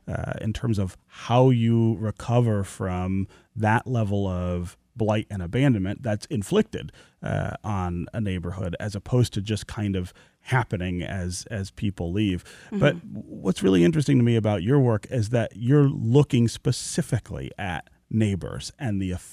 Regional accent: Detroit, Michigan, United States; As somebody who is from here and who is still pretty deeply involved in the neighborhood where I was born near Livernois and Grand River, I own the house that my family lived in when I was born

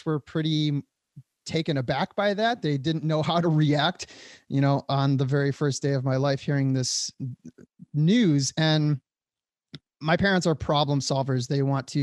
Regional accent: Detroit, Michigan, United States; moved away as an adult; also born or lived in Hollywood; I grew up in the Metro Detroit area

